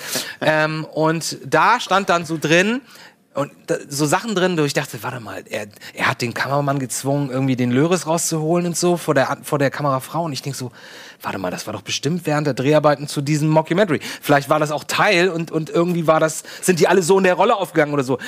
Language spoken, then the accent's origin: German; Lübeck, Schleswig-Holstein, Germany; Bei uns in Lübeck